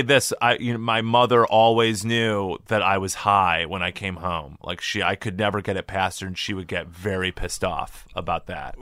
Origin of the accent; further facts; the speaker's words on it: Illinois, United States; growing up in Illinois is the high, you know, my high school just tried to get me to go to Illinois schools